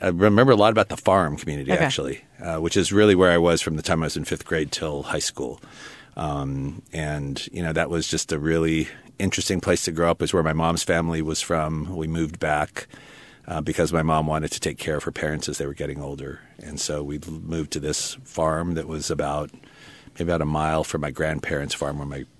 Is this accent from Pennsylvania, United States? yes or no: no; Albuquerque, New Mexico, United States; also born or lived in Utah / China Lake, California; So I was born in Albuquerque. And then we left for a period of time when I was really young, where my dad went to University of Utah for a graduate degree. Came out to China Lake.